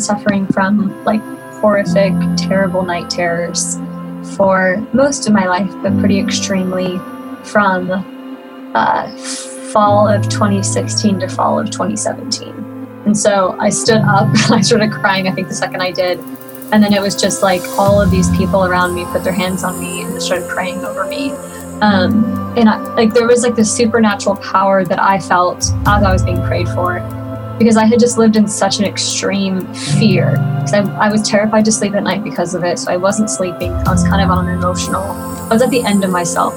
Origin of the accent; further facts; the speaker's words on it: Oklahoma, United States; I am from Oklahoma. Uh, currently living around Norman, Oklahoma